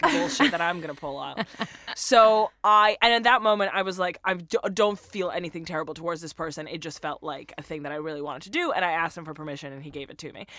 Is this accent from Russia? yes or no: yes; Russia; English is a second language; moved away; I'm originally from Russia